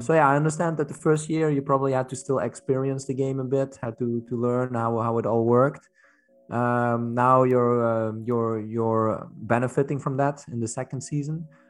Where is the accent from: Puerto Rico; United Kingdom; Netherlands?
Netherlands; now in Belgium; I'm from the Netherlands, but I live in Belgium